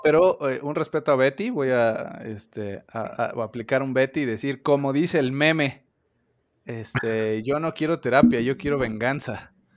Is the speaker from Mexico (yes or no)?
yes; Mexico; como buena persona responsable mexicana que soy